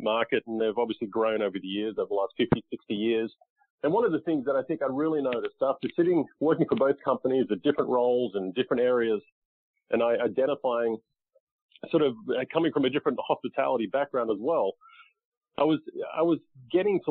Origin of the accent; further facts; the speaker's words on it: Australia; moved away as an adult; now in United States; I grew up in Australia playing golf and then moved to the U.S. In 2001.